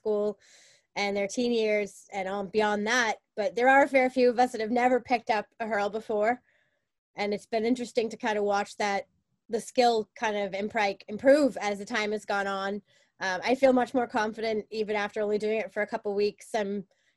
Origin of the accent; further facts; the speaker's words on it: Boston, Massachusetts, United States; moved away as an adult; now in Belfast, United Kingdom; I'm from Boston